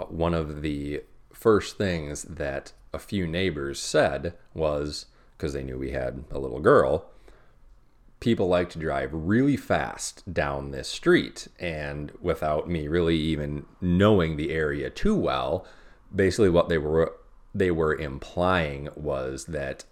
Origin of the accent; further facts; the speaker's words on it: Edina, Minnesota, United States; also born or lived in South St. Paul; now in Buffalo, Minnesota, United States; where I grew up in Edina, actually, with two parents who are very far to the left of me.